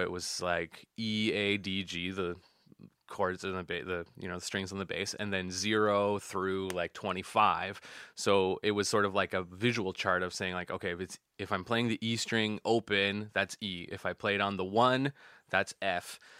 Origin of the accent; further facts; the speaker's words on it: Yarmouth, Nova Scotia, Canada; grew up just outside of Yarmouth on a place called Surett's Island